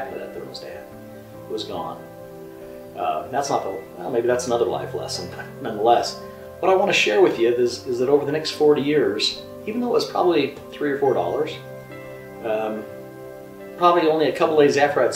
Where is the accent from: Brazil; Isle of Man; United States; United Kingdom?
United States; Rexburg, Idaho; moved away; My parents decided to sell the home that I grew up in Rexburg, Idaho